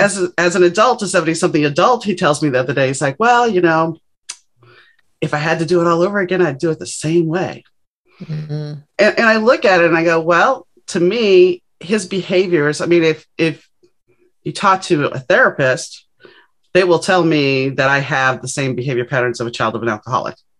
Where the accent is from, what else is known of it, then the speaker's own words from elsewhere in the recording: New Orleans, Louisiana, United States; I grew up in New Orleans